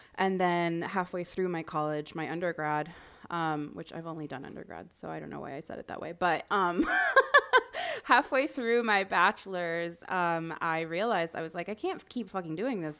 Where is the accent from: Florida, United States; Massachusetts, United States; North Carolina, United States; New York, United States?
Florida, United States; Miami; I grew up in Miami